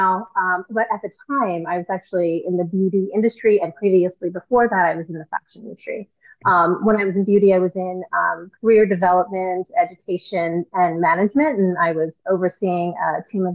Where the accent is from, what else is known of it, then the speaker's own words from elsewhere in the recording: New York, United States; moved away; I'm originally from New York